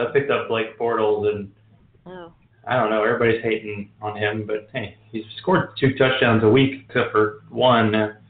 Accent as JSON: {"language": "English", "town": "Pittsburgh", "region": "Pennsylvania", "country": "United States", "said": "I'm from Pittsburgh"}